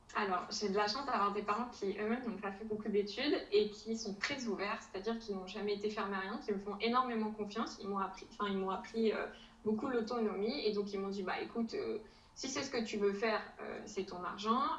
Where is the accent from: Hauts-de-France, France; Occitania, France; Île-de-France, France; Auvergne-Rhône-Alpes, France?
Hauts-de-France, France; a small town near Dunkirk; moved away as an adult; also born or lived in Jordan; je viens du nord de la France dans une petite ville à côté de Dunkerque. Euh, et euh, avant ça, j'ai euh, toujours vécu en France